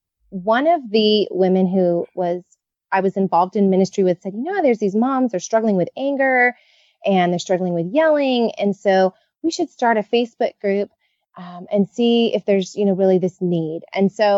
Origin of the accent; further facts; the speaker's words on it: California, United States; I am a Californian born and raised